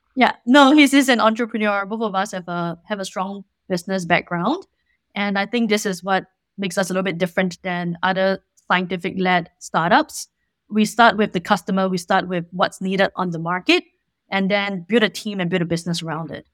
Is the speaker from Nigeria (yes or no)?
no; Singapore; moved away as an adult; now in California, United States; I'm originally from Singapore